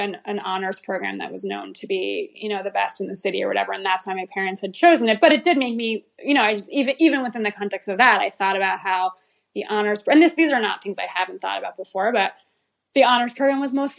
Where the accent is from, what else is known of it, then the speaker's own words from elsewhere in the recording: New Haven, Connecticut, United States; I grew up in New Haven, Connecticut, and I went to public school my whole life